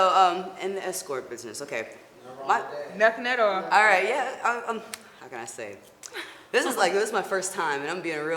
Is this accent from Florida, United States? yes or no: yes; Florida, United States; I'm originally from Florida.